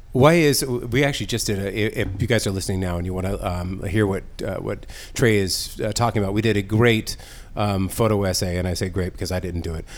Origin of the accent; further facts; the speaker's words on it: San Diego, California, United States; I grew up in San Diego.